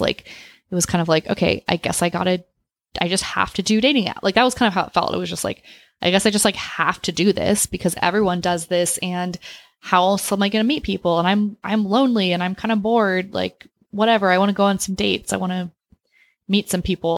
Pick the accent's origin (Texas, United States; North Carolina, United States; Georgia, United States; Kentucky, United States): Texas, United States; Austin; I grew up in Austin